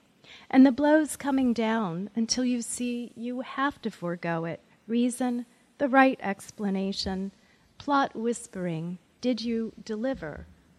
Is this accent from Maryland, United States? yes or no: yes; Maryland, United States; I was raised just outside of Andrews Air Force Base, so I'm a Cold War kid